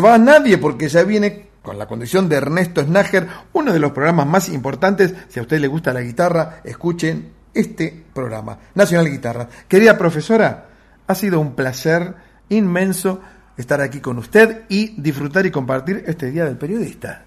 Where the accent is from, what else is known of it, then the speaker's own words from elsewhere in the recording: Buenos Aires, Argentina; Yo soy de Versalles